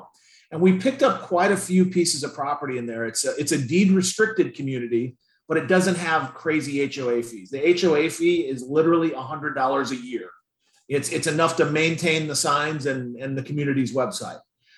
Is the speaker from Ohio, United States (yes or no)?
no; Indiana, United States; but I moved here 20 years ago from Indiana, and the economy is infinitely more diverse now than what it was